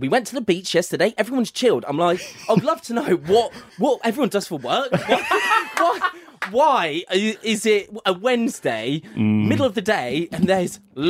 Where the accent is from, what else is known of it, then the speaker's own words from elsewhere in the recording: England, United Kingdom; I'm a farmer back home in England